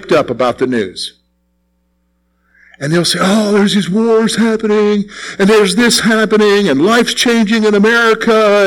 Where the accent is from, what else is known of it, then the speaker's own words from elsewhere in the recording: South Carolina, United States; moved away; all there is in South Carolina where I grew up is scrub oaks, pines, and sand.